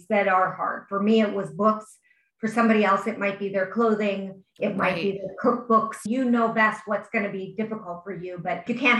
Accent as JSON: {"language": "English", "region": "Wisconsin", "country": "United States", "said": "we are from Wisconsin"}